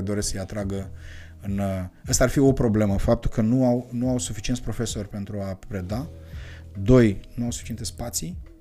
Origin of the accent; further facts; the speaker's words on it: Moldavia, Romania; ne identificăm ochii celorlalți ca moldoveni